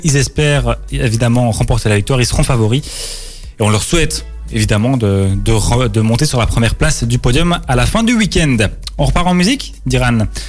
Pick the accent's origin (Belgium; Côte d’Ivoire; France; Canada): Belgium; chez nous, en Belgique